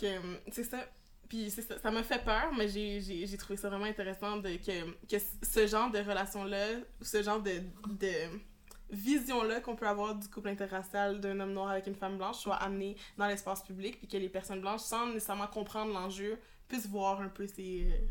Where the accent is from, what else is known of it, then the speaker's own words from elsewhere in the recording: Quebec, Canada; même si on a grandi au Québec